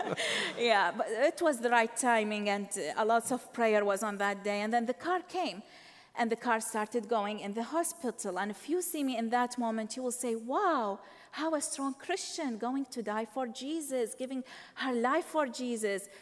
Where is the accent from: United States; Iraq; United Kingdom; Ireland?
Iraq; Baghdad, Baghdad Governorate; moved away; I was born in Iraq, Baghdad, Iraq